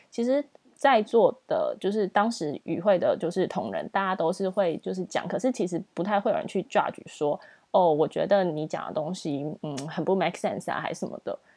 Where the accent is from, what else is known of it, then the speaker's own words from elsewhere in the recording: Taiwan; also born or lived in United Kingdom / Singapore; 我们在新加坡认识的那些台湾朋友